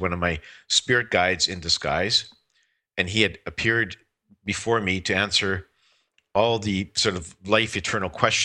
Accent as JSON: {"language": "English", "region": "Saskatchewan", "country": "Canada", "tie": "born or raised there", "said": "I was born and raised in Saskatchewan"}